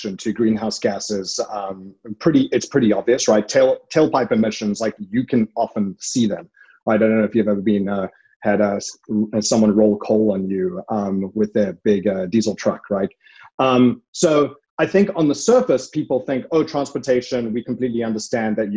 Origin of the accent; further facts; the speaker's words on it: South Africa; moved away as an adult; now in Oakland, United States; I'm South African and I come from a very sort of large industry there around mining and industrial tech